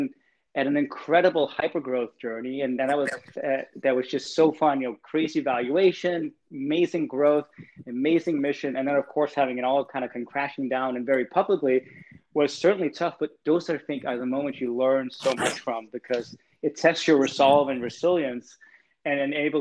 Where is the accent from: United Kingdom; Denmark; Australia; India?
Denmark; Copenhagen, Capital Region of Denmark; moved away as an adult; now in California, United States; I was born and raised in Copenhagen